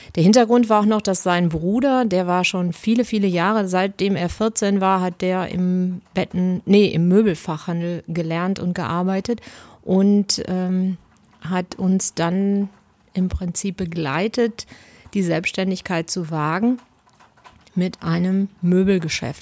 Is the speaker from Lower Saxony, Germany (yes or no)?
no; Bielefeld, North Rhine-Westphalia, Germany; ich komme aus Bielefeld